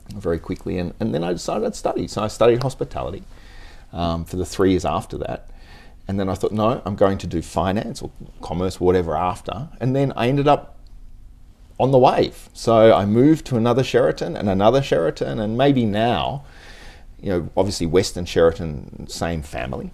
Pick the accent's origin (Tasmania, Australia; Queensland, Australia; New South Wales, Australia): Tasmania, Australia; now in Japan; I was born in Tasmania mm-hmm. in the in the seventies, early seventies